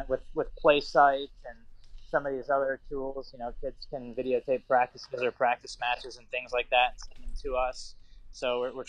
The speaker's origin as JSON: {"language": "English", "region": "Ohio", "country": "United States", "tie": "born or raised there", "said": "You know, just obviously I grew up in Ohio, couldn't pass up the opportunity for Ohio State"}